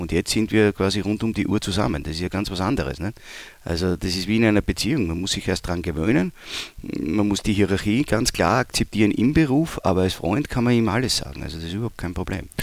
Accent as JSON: {"language": "German", "town": "Leoben", "region": "Styria", "country": "Austria", "also_born_or_lived": "Graz", "moved": "yes", "lives_now": "Düsseldorf, Germany", "said": "ich komme ja aus Leoben, das liegt ja nahe den Bergen"}